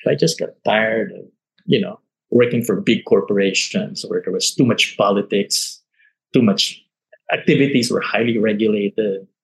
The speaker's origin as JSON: {"language": "English", "town": "Manila", "region": "Metro Manila", "country": "Philippines", "tie": "born or raised there", "also_born_or_lived": "Hong Kong / Singapore", "moved": "as an adult", "said": "I managed to negotiate a return to Manila, my hometown"}